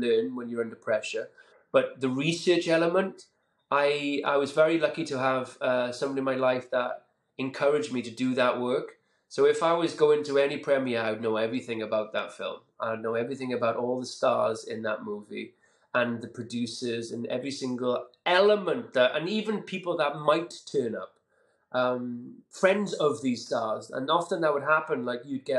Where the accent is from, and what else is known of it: Caerphilly, Wales, United Kingdom